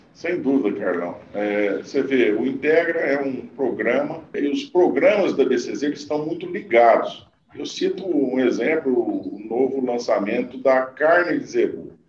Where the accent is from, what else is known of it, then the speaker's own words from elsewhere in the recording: Conquista, Minas Gerais, Brazil; also born or lived in Uberaba / Mato Grosso; eu nasci em Uberaba, né? Fui criado em Conquista, que é a 50 quilômetros de Uberaba.